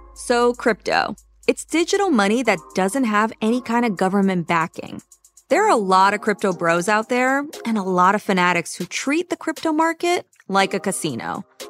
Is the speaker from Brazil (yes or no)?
yes; Brazil; I'm from Brazil